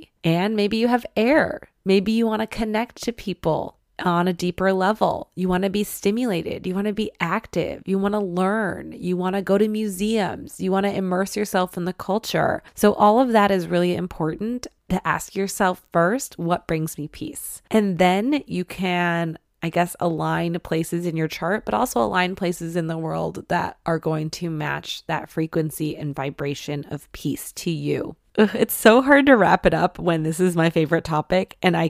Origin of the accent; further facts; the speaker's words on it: Michigan, United States; I wanted to study French growing up, and I'm from Michigan. Like, there's not a whole big French influence there.